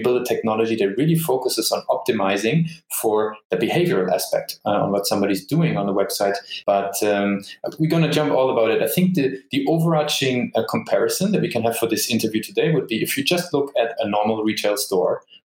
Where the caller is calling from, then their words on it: Düsseldorf, North Rhine-Westphalia, Germany; also born or lived in Dublin, Ireland; Actually, I'm sitting in a beautiful Düsseldorf, which is in Germany.